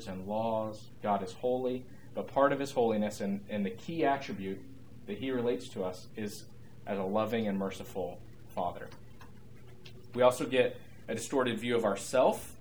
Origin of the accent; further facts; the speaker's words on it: United States; as American evangelical Christians